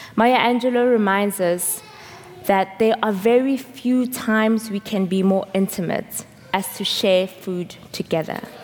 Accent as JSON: {"language": "English", "country": "South Africa", "moved": "yes", "said": "I'm from South Africa"}